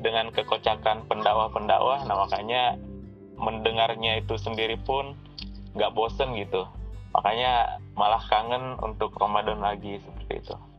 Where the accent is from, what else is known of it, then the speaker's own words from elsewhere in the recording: Pinrang, South Sulawesi, Indonesia; moved away; saya asalnya dari Pindrang